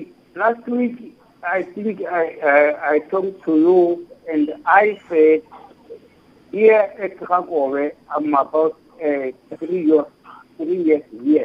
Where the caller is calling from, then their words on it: Rakhobe, Limpopo, South Africa; from Rakhobe.